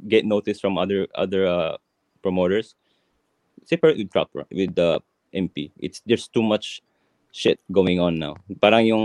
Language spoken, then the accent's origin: Tagalog; Philippines; It, it hurts to me as a Filipino, you know?